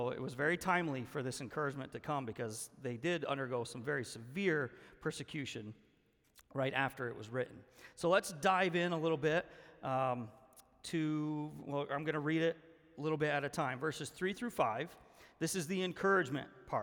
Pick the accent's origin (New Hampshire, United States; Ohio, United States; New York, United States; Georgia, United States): New York, United States; Ellenburg; I was born and raised in Ellenburg, lived in the North Country my entire life